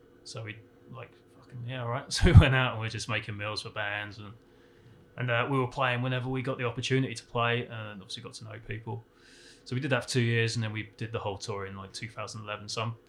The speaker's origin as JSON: {"language": "English", "town": "Portsmouth", "region": "South East England", "country": "United Kingdom", "lives_now": "United States", "said": "well, I'm originally from a town called Portsmouth in south coast of England. Been in America for about 3 years, but I've been coming back and forth for about 10 years now."}